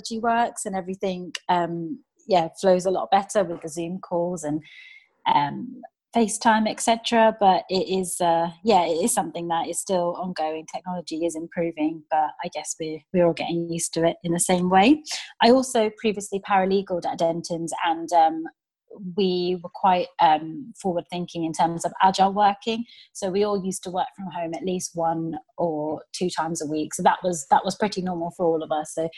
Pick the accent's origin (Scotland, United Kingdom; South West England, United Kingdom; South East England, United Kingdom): South East England, United Kingdom; Milton Keynes; Originally, I'm from Milton Keynes